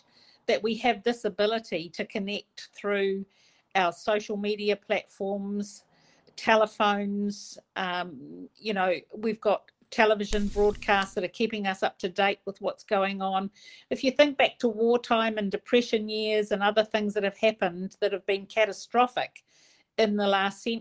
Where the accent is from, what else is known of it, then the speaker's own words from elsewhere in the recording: Pukekohe, Auckland, New Zealand; now in Whakatāne, New Zealand; I grew up in Pukekohe in South Auckland